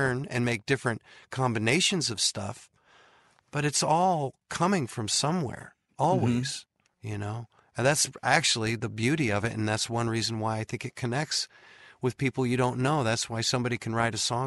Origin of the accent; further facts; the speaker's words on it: San Diego, California, United States; I'm from San Diego